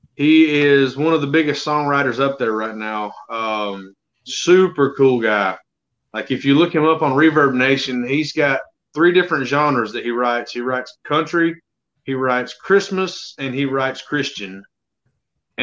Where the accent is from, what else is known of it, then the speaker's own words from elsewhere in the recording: Alabama, United States; born and raised in Alabama